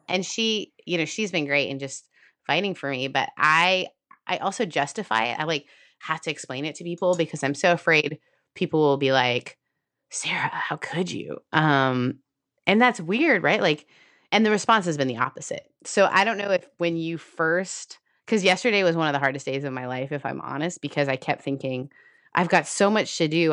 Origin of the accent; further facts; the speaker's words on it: Canada; I'm Canadian